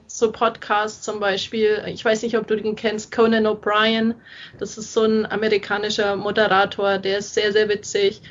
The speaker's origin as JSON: {"language": "German", "town": "Augsburg", "region": "Bavaria", "country": "Germany", "tie": "born or raised there", "said": "meine Heimatstadt schreiben, über Augsburg."}